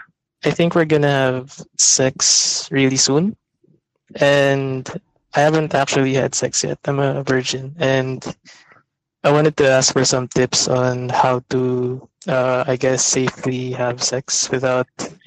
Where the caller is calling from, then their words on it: Muntinlupa, Metro Manila, Philippines; I'm in Muntinlupa.